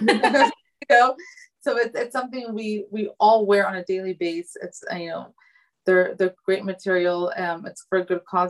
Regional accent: California, United States; I was conceived in Afghanistan but born in America.

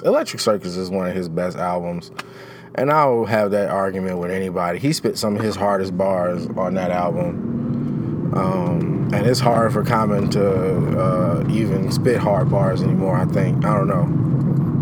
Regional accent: Chicago, Illinois, United States; as a Chicagoan never going ice skating

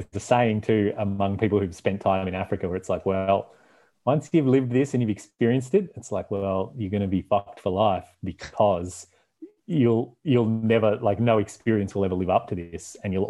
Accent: Canada; I am their window into, like, where are you from? What's Canada like? Tell us a story about where you come from.

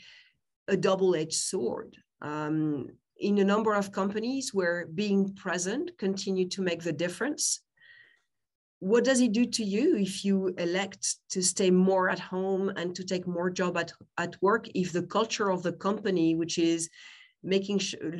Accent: France; accent: French; English is a second language; I'm French, you can tell by my name, probably by my accent

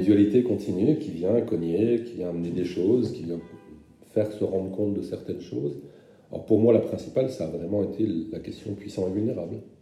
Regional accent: German-speaking Moselle, Grand Est, France; je viens de Moselle germanophone

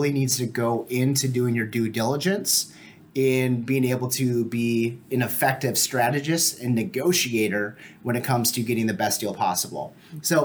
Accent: Fargo, North Dakota, United States; also born or lived in Moorhead, Minnesota; grew up in Fargo Moorhead.

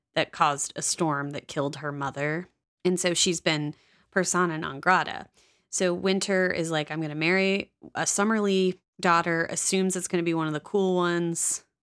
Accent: Midwest, United States; as a Midwesterner

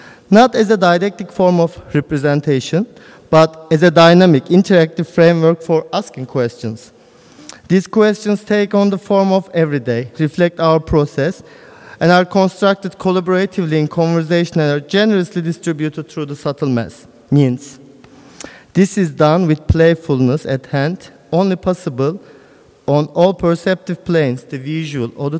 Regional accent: Karaman, Karaman Province, Turkey; moved away; also born or lived in Istanbul / Berlin; In my hometown, it's the middle of Anatolia. The city is called Karaman.

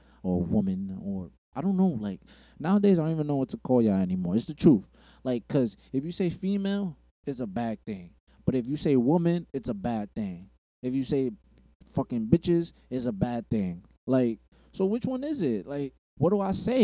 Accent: New York City, New York, United States; I'm from Bushwick. Not the Bushwick that it was now. Bushwick back then

